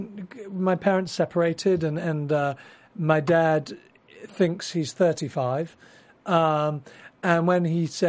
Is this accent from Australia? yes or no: no; Bristol, South West England, United Kingdom; moved away as an adult; now in Los Angeles, United States; I am from Bristol, which is a phenomenal city in the southwest of England, like an hour and a half from London. So Bristol born and raised.